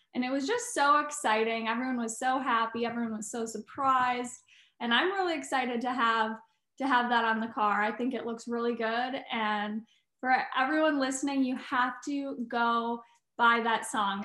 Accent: Eagle River, Wisconsin, United States; moved away; Wisconsin. That's my home state, so I'm really excited to be able to go back there and see my family

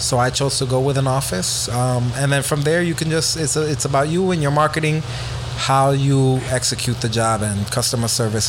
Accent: New York City, New York, United States; I came from the Bronx, being poor, being from a single parent household

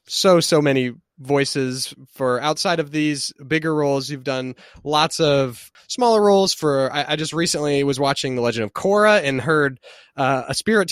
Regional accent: Indiana, United States; being from Indiana

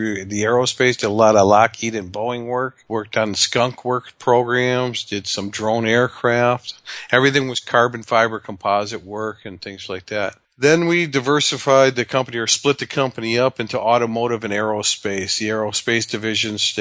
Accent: Detroit, Michigan, United States; moved away as an adult; also born or lived in Weissach, Germany; born and raised in Detroit

